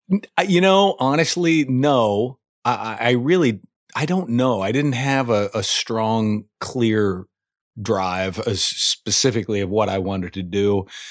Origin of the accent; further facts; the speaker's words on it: Indiana, United States; moved away; I'm from Indiana originally.